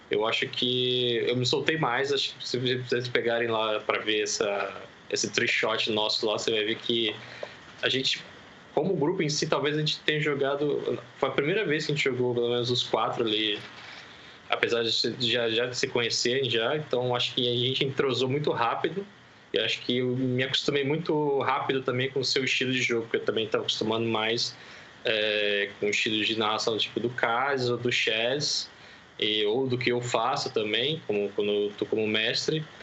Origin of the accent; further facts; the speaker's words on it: Volta Redonda, Rio de Janeiro, Brazil; now in São Paulo, Brazil; tenho 32 anos, sou originário da cidade de Volta Redonda, interior do Rio de Janeiro, e dos últimos anos tenho residido aqui na cidade de São Paulo, capital